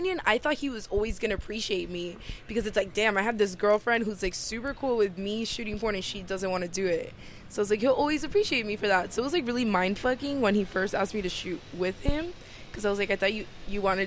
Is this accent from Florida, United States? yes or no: yes; Miami, Florida, United States; moved away; I lived in Miami. I was born and raised there